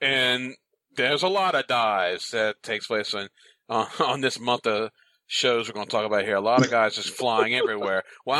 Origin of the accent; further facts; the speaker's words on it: South Metro, Georgia, United States; I'm from South Metro. I'm right above, say, Middle Georgia, so to speak, right on the outskirts.